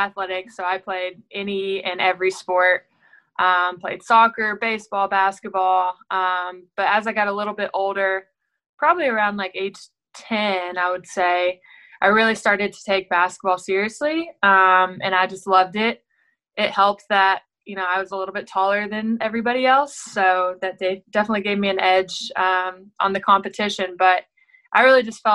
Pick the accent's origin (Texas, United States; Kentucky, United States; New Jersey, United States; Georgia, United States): Kentucky, United States; Owensboro; had a great career at Owensboro Catholic, which is in my hometown where I'm at now